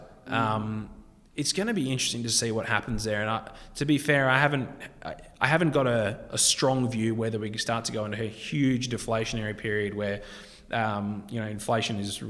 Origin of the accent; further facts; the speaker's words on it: South Africa; moved away; I was born in South Africa, and, you know, I know people there